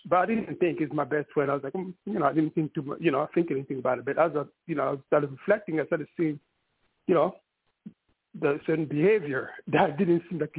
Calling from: New York, United States; I'm calling from New York.

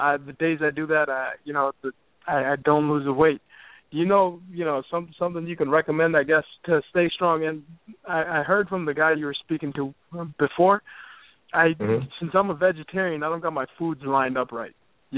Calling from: New Jersey, United States; Colin, what's going on? From New Jersey.

